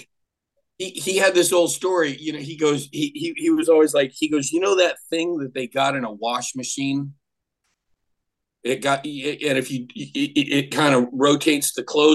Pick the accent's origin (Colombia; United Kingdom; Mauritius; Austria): Austria; first language German; English is a second language; now in United States; I was born in Austria, so my first language is German